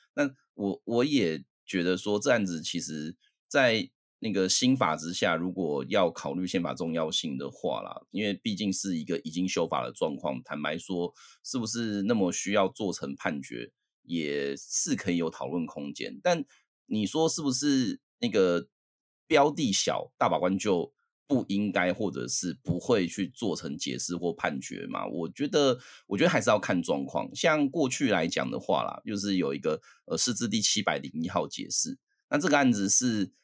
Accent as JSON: {"language": "Chinese", "country": "Taiwan", "also_born_or_lived": "United States", "said": "我后来隔年我就回台湾了啊"}